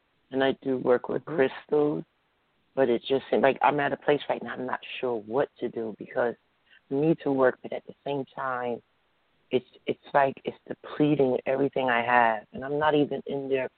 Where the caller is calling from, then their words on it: New Jersey, United States; I'm calling from New Jersey.